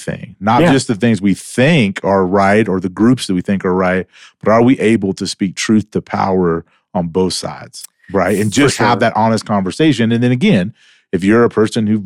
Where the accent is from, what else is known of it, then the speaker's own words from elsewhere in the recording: the South, United States; moved away; also born or lived in Louisiana; I'm from the South.